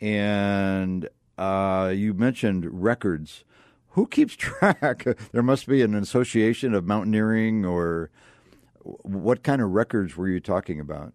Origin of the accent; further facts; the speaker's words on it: Akron, Ohio, United States; I grew up in Akron, Ohio, rubber capital of the world at one time